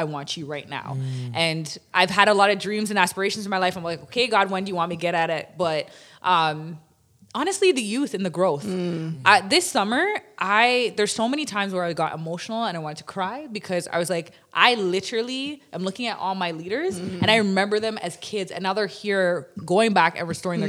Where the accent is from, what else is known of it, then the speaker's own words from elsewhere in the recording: Toronto, Ontario, Canada; as a young girl, I grew up in Toronto community housing